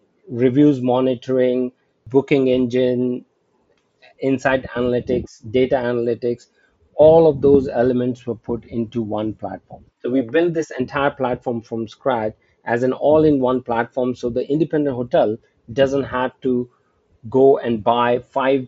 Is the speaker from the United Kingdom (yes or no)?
no; India; also born or lived in United States; now in Singapore; I'm originally from India, and I got an opportunity to come back to India